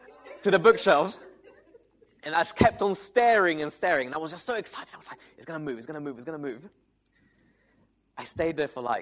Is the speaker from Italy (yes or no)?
yes; Italy; moved away; I come from Italy